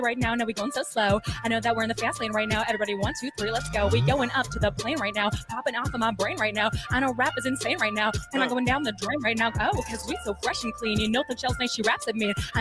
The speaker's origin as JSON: {"language": "English", "country": "Canada", "said": "I'm Canadian"}